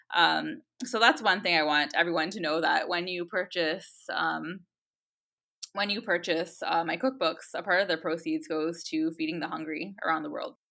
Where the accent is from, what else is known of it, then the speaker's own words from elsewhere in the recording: Canada; I was born and raised in Canada, and I always thought of myself as Canadian